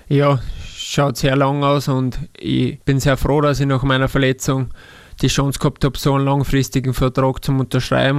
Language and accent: German; Salzburg, Austria; moved away as an adult; now in Linz, Austria; weil ich in der Nähe bin auch noch von Salzburg und immer wieder heimfahre